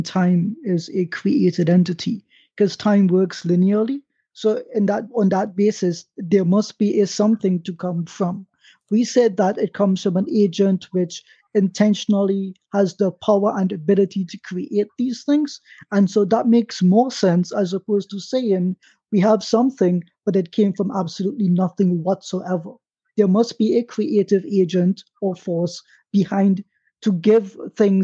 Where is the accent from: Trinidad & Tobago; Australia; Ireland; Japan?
Trinidad & Tobago; that's my right as a Trinidadian